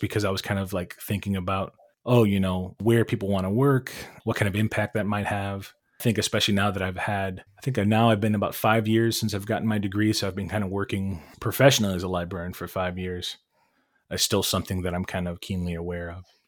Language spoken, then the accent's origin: English; Cleveland, Ohio, United States; raised in Cleveland, in the city. Bilingual household